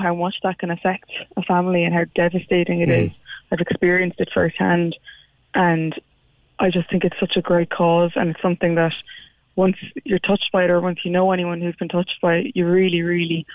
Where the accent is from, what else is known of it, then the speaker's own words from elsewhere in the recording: Limerick, Munster, Ireland; I'm from Limerick myself